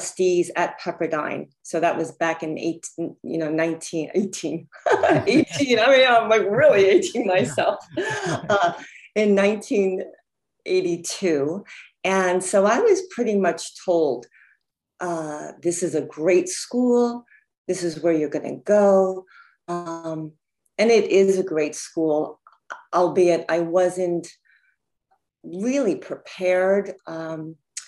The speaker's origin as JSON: {"language": "English", "town": "Huntington", "region": "New York", "country": "United States", "tie": "born or raised there", "also_born_or_lived": "Jamaica, Queens, New York", "moved": "as an adult", "lives_now": "Los Angeles, United States", "said": "I was born in Jamaica, Queens, and my parents moved out to Huntington, Long Island"}